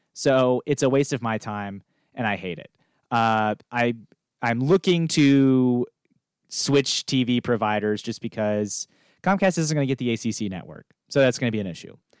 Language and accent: English; United States; moved away; my home zip code where I grew up in Steven City